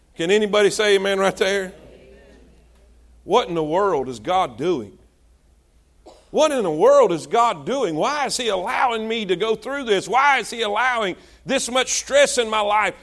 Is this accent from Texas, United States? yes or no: no; South Florida, United States; moved away; we're from South Florida